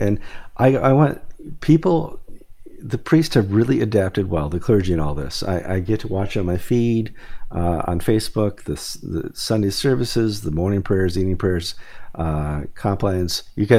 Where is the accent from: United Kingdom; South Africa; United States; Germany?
United States; Midwest; I just remember years ago, I grew up in the Midwest, and all my relatives had participated in one way or another in World War II